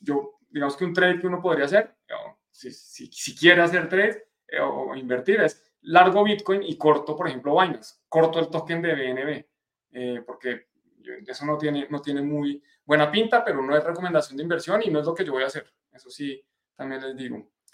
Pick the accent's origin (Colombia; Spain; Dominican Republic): Colombia; de Colombia, para los que estén en, en mi país